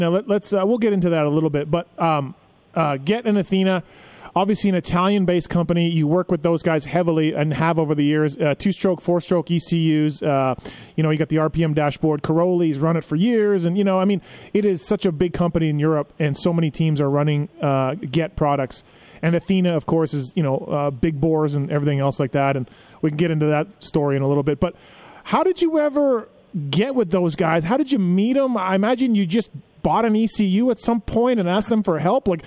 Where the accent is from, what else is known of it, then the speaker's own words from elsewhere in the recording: Canada; you're from Florida, I'm from Canada, are, are kind of the same